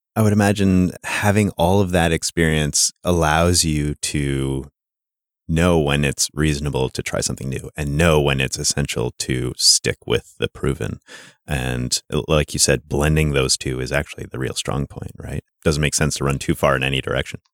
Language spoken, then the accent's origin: English; Sudbury, Ontario, Canada; I'm from Sudbury, Ontario, which is a mining town in northern Ontario